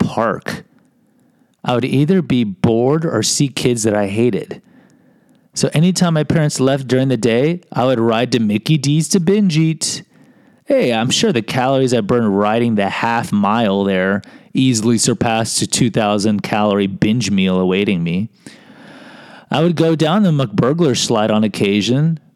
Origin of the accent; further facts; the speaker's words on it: Mexico; I can say my people because I'm from Mexico